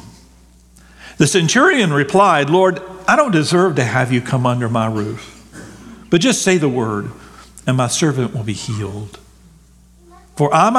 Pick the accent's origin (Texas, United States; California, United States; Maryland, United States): Texas, United States; I grew up in Texas